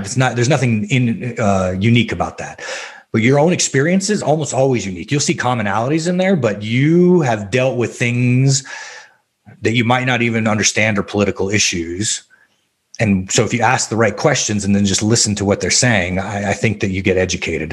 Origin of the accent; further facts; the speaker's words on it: Albuquerque, New Mexico, United States; I was raised in the South Valley of Albuquerque, New Mexico.